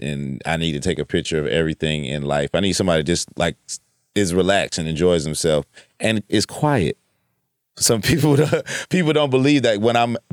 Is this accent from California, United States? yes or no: yes; Los Angeles, California, United States; moved away as an adult; also born or lived in South Carolina; now in Atlanta, United States; I'm from Los Angeles